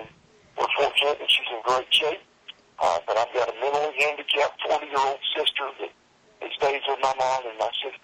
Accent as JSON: {"language": "English", "town": "Columbia", "region": "South Carolina", "country": "United States", "tie": "born or raised there", "said": "my hometown of Columbia, South Carolina"}